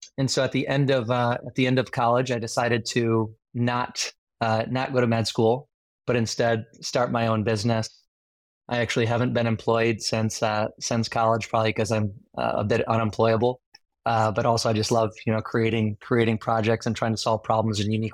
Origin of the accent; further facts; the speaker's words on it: Northern Michigan, United States; moved away; I grew up in Northern Michigan, born and raised